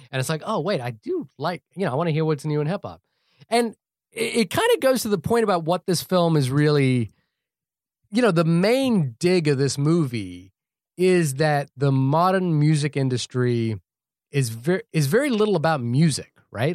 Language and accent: English; New Zealand; living and growing up in New Zealand